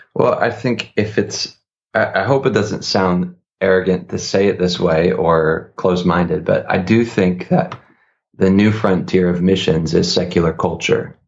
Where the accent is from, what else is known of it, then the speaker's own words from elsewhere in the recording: Northeast, United States; I come from the Northeast